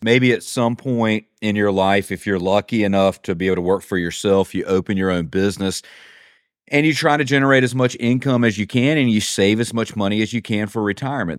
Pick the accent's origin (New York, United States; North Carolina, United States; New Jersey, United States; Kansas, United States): North Carolina, United States; Eastern; I'm from Eastern North Carolina, so I live about, about an hour and a half from the beach